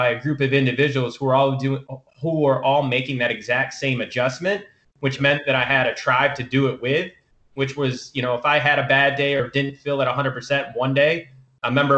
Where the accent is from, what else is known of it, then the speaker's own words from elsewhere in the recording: Michigan, United States; moved away as an adult; growing up in Michigan, I only went to school an hour away from my hometown